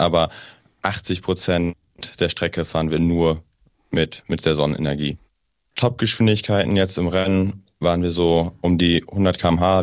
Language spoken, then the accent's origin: German; Northern Germany, Germany; now in Aachen, Germany; Ich komme oben aus dem Norden.